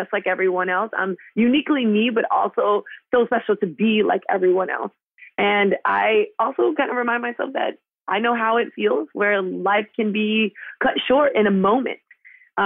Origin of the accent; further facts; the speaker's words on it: Miami, Florida, United States; I'm from Miami